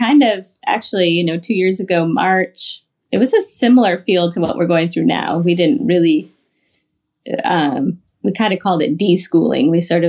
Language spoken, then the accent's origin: English; Michigan, United States; And like Justin said, we're originally from Michigan, but we've moved we've been married almost 20 years now.